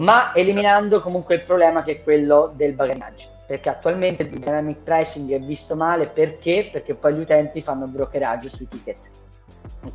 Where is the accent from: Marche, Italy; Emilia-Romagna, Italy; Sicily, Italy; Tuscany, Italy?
Tuscany, Italy; Lucca; io sono di Lucca, io sono di Lucca